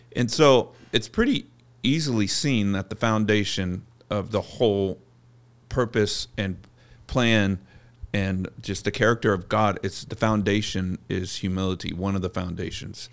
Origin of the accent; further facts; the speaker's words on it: Bakersfield, California, United States; moved away as an adult; also born or lived in Los Angeles, California; I'm this kid from Bakersfield, California